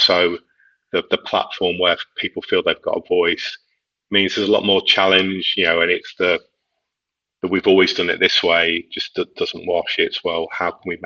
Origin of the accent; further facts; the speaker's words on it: near Liverpool, North West England, United Kingdom; moved away; I grew up near Liverpool, so I'm a Liverpool fan